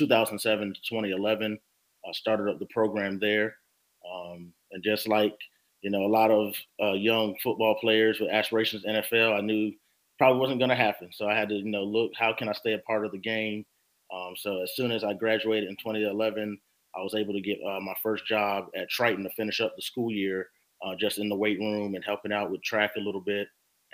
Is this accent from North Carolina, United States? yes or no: yes; Beaufort, North Carolina, United States; moved away as an adult; also born or lived in Rock Hill, South Carolina; now in Charleston, United States; Background-wise, I'm from Beaufort, North Carolina, spelled the same way as Beaufort. You know, living in South Carolina for since 2013, I had to fight that battle, but Beaufort, North Carolina, played football there at East Carter High School under Donnie Kiefer